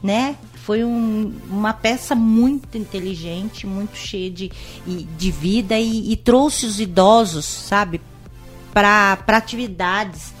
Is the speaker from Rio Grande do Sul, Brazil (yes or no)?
no; São Paulo, Brazil; now in Indaiatuba, Brazil; eu sou de São Paulo. Uhum. Eu morei, eu nasci em São Paulo, morei em São Paulo até os 12 anos, depois vim aqui para Indaiatuba